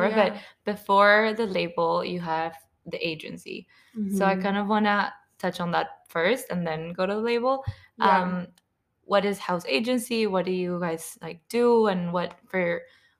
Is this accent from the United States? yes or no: no; Peru; my hometown, from Peru